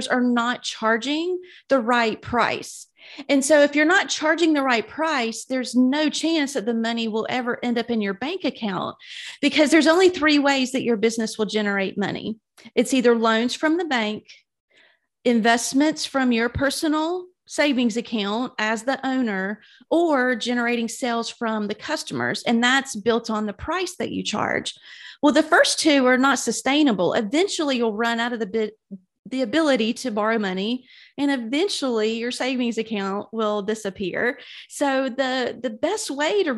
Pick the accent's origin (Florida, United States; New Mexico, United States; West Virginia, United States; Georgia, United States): Georgia, United States; South; moved away as an adult; now in Birmingham, United States; I'm originally from South Georgia. So I've definitely hung out in the South all of my life